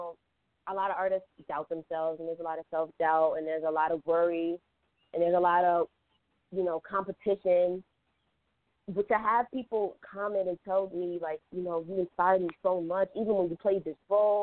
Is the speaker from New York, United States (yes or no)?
yes; New York City, New York, United States; I was raised in Southside, Jamaica, Queens, so I listened to a lot of New York rap